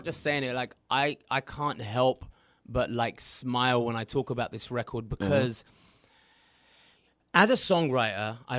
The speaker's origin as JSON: {"language": "English", "region": "England", "country": "United Kingdom", "moved": "yes", "lives_now": "United States", "said": "I'm from England"}